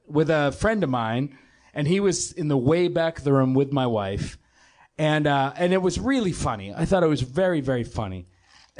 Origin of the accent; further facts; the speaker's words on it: Boston, Massachusetts, United States; We're both from Boston